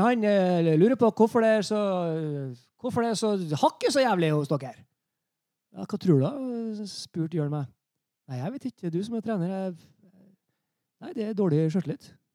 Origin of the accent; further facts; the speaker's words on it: Trøndelag, Norway; som trønder